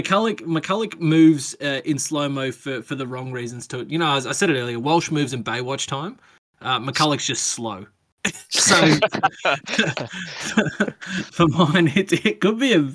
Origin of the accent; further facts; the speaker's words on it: Queensland, Australia; I'm a Queenslander